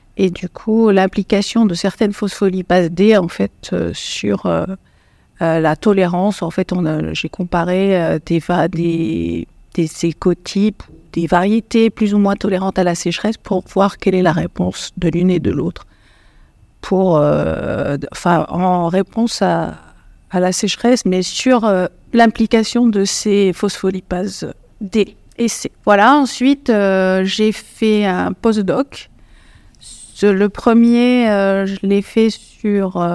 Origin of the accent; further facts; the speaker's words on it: Morocco; moved away as an adult; now in France; moi, je suis marocaine, franco-marocaine, et j'ai fait ma maîtrise au Maroc